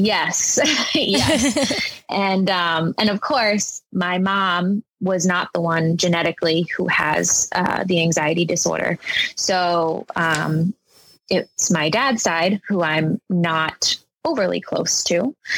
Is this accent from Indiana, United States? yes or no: no; Rhode Island, United States; I grew up in Rhode Island um, with my mom and my stepdad mostly